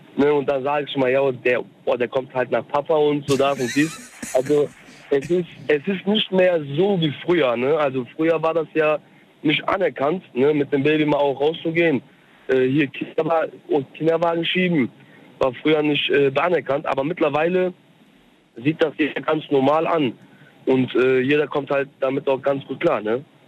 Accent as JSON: {"language": "German", "country": "Germany", "tie": "born or raised there", "also_born_or_lived": "Cologne, Germany", "said": "ich bin Türke mhm. aus der Türkei, bin aber in Deutschland geboren"}